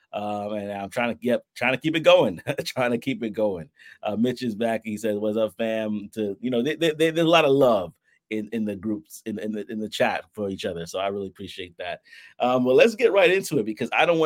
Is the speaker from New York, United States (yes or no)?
yes; New York City, New York, United States; we have Brooklyn as our roots